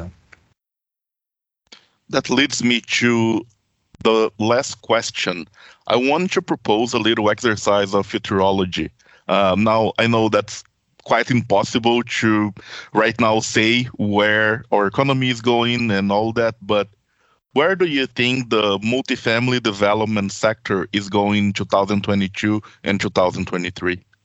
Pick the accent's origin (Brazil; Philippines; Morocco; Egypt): Brazil; also born or lived in Manitoba, Canada; now in Ontario, Canada; I come from a country, I come from Brazil